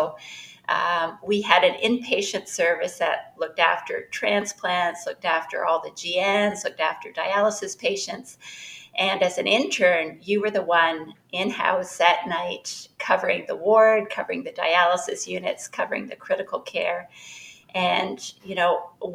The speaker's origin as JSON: {"language": "English", "country": "Canada", "moved": "as an adult", "lives_now": "Chicago, United States", "said": "currently I'm in Chicago. I'm a Canadian"}